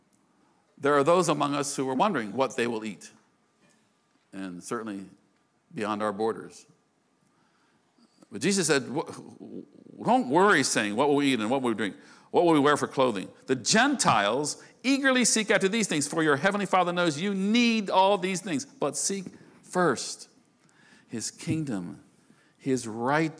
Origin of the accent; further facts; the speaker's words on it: United States; I'm an American